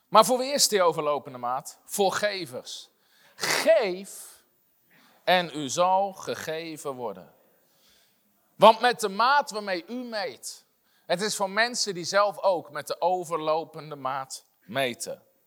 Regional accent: Netherlands

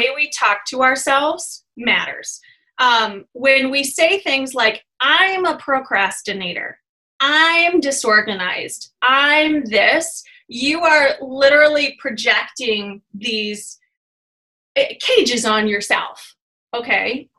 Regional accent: Michigan, United States; I'm from Michigan, so we use like guys and all the time

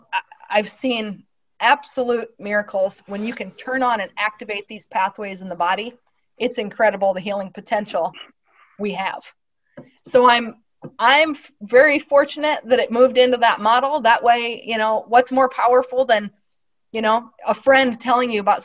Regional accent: Midwest, United States; growing up in the Midwest

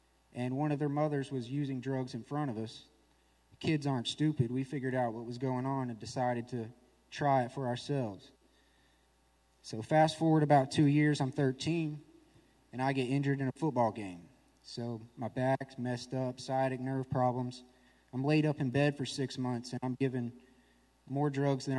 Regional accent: Nashville, Tennessee, United States; I'm from Nashville, Tennessee

